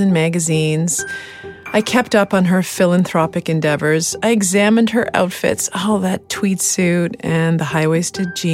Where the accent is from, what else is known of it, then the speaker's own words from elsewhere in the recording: Halifax, Nova Scotia, Canada; I am from Halifax